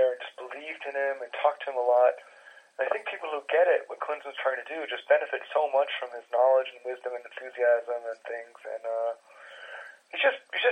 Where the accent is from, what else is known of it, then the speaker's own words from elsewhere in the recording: United States; now in Germany; I'm an American who's lived half my life in Germany